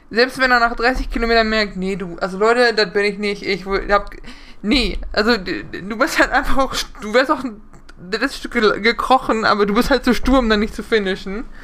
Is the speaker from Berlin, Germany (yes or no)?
no; Neuenkirchen, North Rhine-Westphalia, Germany; Be Mickey Krause kommt aus dem Nachbardorf, aus Wettringen. Also neben dem wunderschönen Neunkirchen, äh, wo ich herkomme.